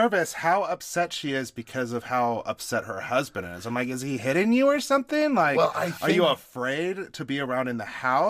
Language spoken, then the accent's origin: English; Nevada, United States; I grew up in Nevada.